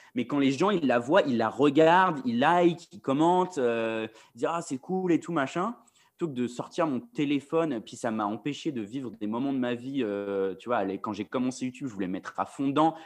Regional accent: France; moved away as an adult; now in London, United Kingdom; je suis français

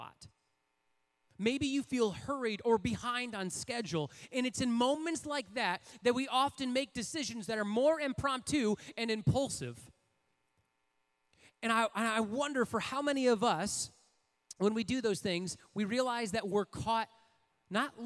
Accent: Port Huron, Michigan, United States; I grew up in Port Huron, Michigan

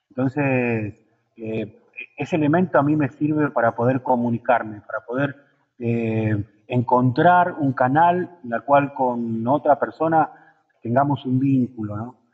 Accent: Allen, Río Negro, Argentina; also born or lived in General Roca; now in San Martín de los Andes, Argentina; yo no soy de acá de San Martín, soy de una ciudad ahí en el bache de Río Negro, que se llama Allen

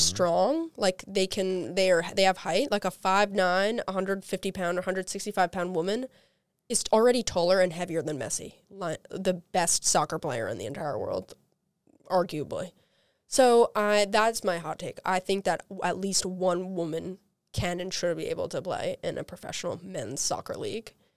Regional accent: New Yorker, United States; I can, in good faith, root for any Philadelphia sports teams as a New Yorker

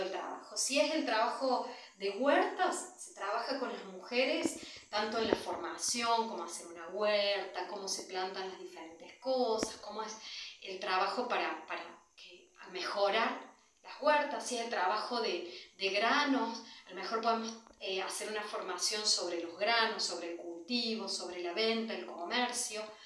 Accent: Córdoba, Argentina; moved away as an adult; also born or lived in Africa; nací y me crié en Argentina

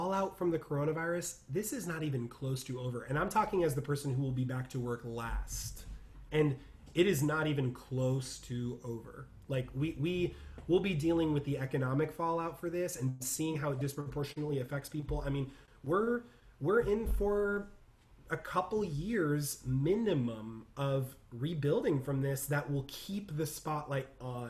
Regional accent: California, United States; I'm from California

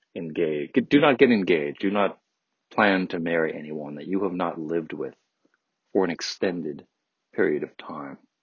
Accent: Detroit area suburbs, Michigan, United States; moved away as an adult; now in California, United States; I'm from Detroit uh, the Detroit area, strictly speaking. I, you know, I'm from the suburbs

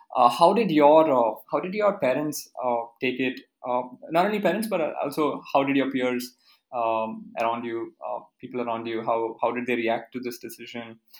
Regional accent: Karnataka, India; I'm from Karnataka, so I know a lot of people who have mm-hmm. been living here in Karnataka

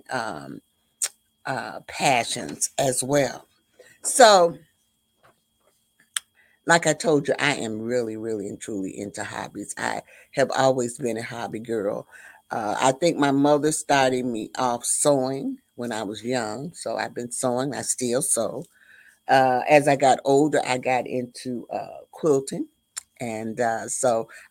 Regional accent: the South, United States; I was raised in the South

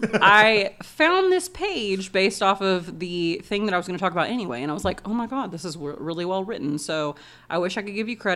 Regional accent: Texas, United States; We're from Texas, so we're too fat for the horses.

